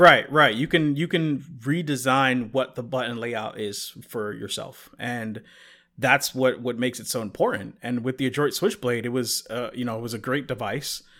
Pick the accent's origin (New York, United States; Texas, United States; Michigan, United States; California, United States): New York, United States; I'm originally from New York